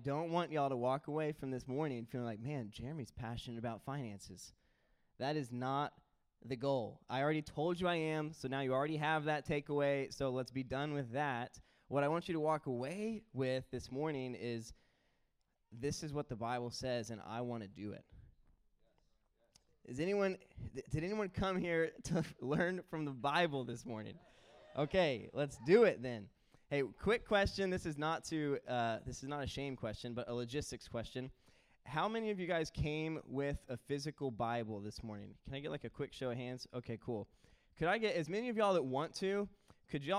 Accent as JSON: {"language": "English", "town": "Houston", "region": "Texas", "country": "United States", "tie": "born or raised there", "said": "my hometown team, the Houston Texans"}